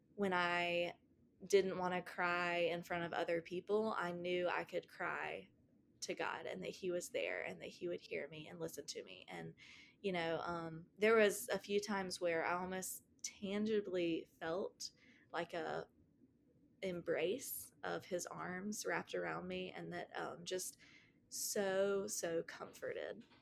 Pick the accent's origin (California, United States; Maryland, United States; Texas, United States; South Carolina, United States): South Carolina, United States; Greenville; also born or lived in Asheville, North Carolina; we moved from Asheville, North Carolina to Greenville, South Carolina.